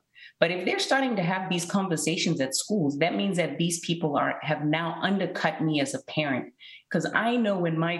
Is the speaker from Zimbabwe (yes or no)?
yes; Zimbabwe; when I was growing up in Zimbabwe